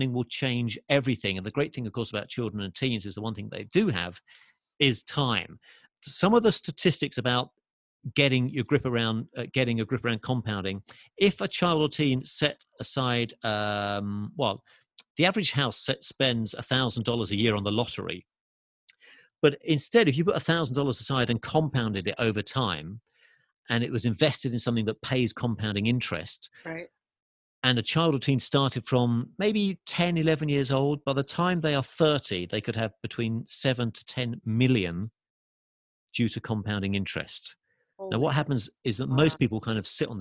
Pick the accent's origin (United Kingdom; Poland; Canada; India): United Kingdom; England; accent: English; now in Los Angeles, United States; Although I'm from England, as you can tell from my accent, I do live in LA.